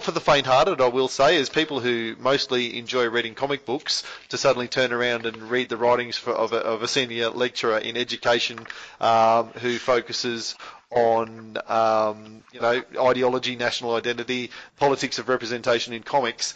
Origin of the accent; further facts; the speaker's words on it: Australia; we as Australian readers